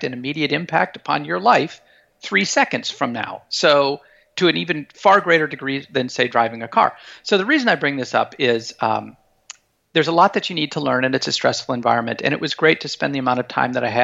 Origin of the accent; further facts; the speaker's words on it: Montana, United States; moved away as an adult; also born or lived in Moscow, Russia; I have incredibly powerful memories of growing up in Montana, kind of out in the big sky state